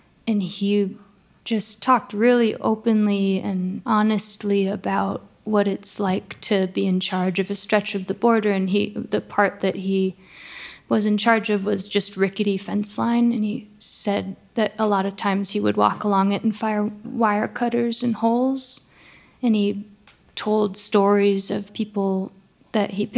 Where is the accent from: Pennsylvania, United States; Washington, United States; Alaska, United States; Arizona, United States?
Washington, United States; La Conner; now in Portland, United States; I grew up in a small town in northern Washington called LeConnor